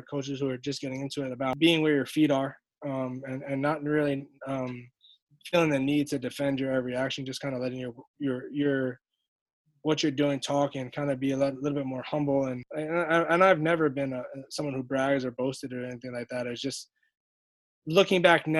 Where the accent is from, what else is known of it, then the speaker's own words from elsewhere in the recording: New York City, New York, United States; I grew up right there on Flappish, like in the middle of all that, Flappish Avenue